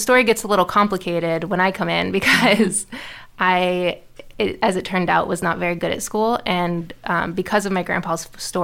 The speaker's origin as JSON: {"language": "English", "town": "Houston", "region": "Texas", "country": "United States", "tie": "born or raised there", "said": "I grew up in Houston to an amazing family"}